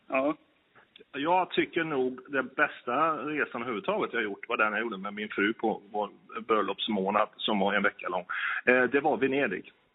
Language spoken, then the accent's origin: Swedish; Kil, Värmland, Sweden; Jag är från Kil i Värmland